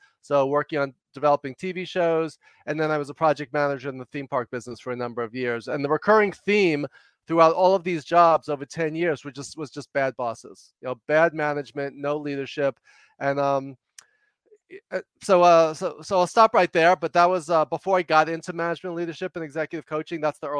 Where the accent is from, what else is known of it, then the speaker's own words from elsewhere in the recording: New York, United States; now in Los Angeles, United States; I talk fast and loud because I'm from New York, but I'm an extreme introvert.